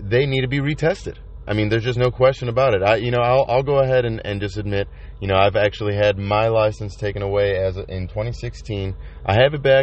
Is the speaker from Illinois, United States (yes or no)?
yes; Chicago, Illinois, United States; I'm from Chicago